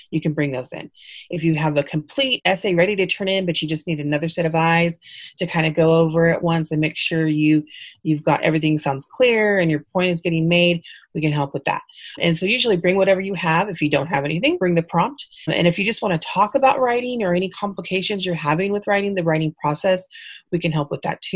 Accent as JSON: {"language": "English", "town": "Fresno", "region": "California", "country": "United States", "said": "I'm originally from Fresno, but I commute every day to Visalia"}